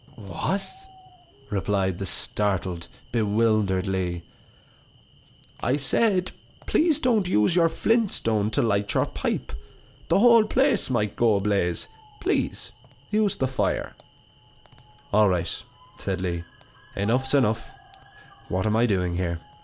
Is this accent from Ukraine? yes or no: no; Wicklow, County Wicklow, Ireland; moved away as an adult; now in Dublin, Ireland; my hometown